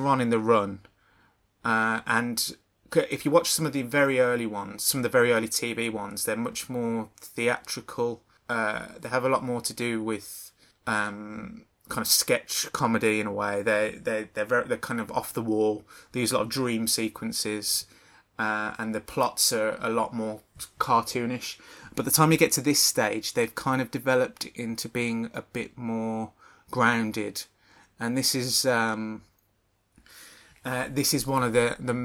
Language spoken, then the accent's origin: English; Birmingham, West Midlands, United Kingdom; I'm from Birmingham